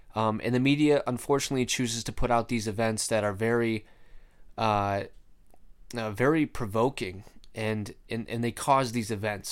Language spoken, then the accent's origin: English; Rochester, United States; my hometown, uh, Rochester.